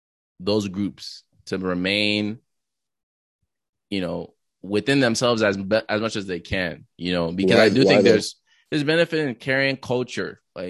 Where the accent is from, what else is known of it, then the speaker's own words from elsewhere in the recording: Nigeria; born there; I was born in Nigeria to two Nigerian parents. They both speak Yoruba. I cannot speak Yoruba.